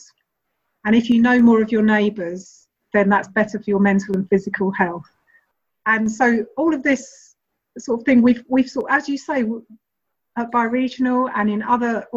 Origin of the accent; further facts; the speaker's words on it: London, United Kingdom; I'm speaking as a Londoner